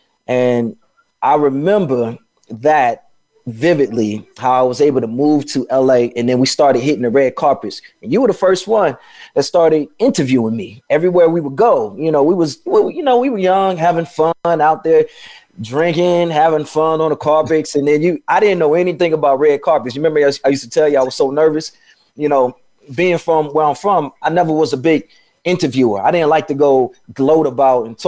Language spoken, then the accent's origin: English; Chicago, Illinois, United States; moved away; also born or lived in Atlanta / Los Angeles; I'm from Chicago, and I was living in Atlanta